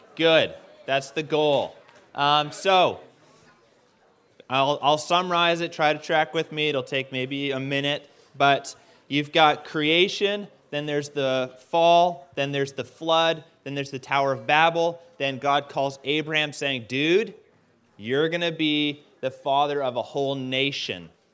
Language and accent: English; Canada; I'm Canadian.